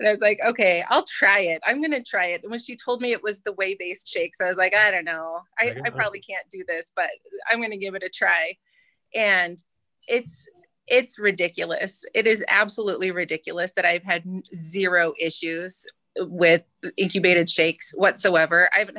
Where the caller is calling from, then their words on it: Ames, Iowa, United States; I'm in Ames, Iowa.